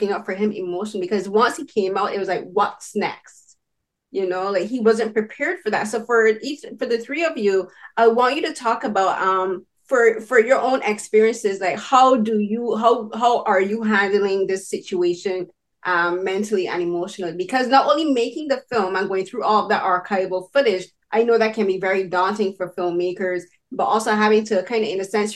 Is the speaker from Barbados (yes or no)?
yes; Barbados; moved away as an adult; now in Canada; I'm from Barbados. So, and I moved here as an adult.